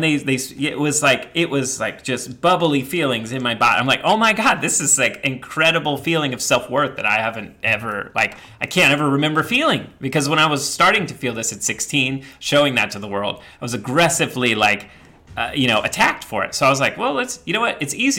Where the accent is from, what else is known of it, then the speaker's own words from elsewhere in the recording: the Bible Belt, United States; I grew up in the Bible Belt and around these people that literally were like so absorbed in the cult of like white patriarchal Christianity.